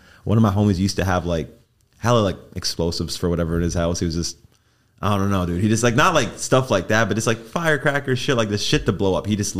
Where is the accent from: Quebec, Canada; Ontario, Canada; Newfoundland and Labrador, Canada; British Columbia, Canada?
Ontario, Canada; Mississauga; moved away; also born or lived in Long Island, New York; Toronto, Canada. Well, Mississauga, if you know the area that I'm from.